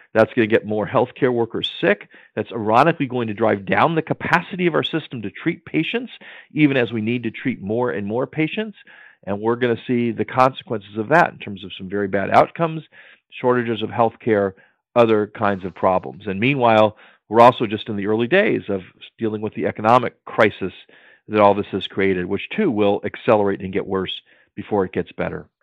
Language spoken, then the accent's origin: English; Maryland, United States; my home state of Maryland